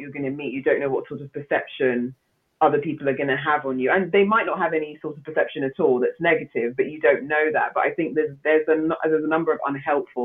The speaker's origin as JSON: {"language": "English", "country": "Nigeria", "said": "I'm Nigerian"}